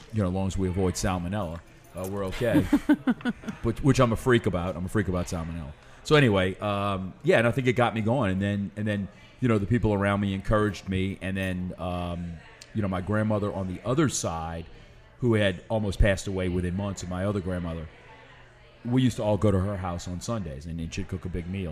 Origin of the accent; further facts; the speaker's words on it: New Orleans, Louisiana, United States; also born or lived in Lafayette; I've never lived anywhere else